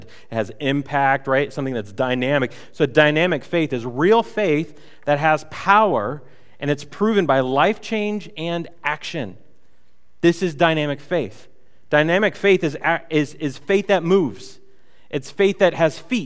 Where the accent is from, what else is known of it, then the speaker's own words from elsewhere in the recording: United States; we grew up in America, which is called the Christian nation